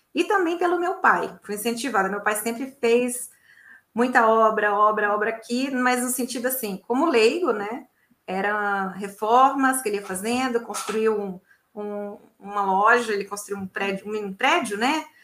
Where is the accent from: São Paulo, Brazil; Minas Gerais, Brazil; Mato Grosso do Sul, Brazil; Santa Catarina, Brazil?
Minas Gerais, Brazil; Belo Horizonte; Eu tenho muitos primos, sou de Belo Horizonte.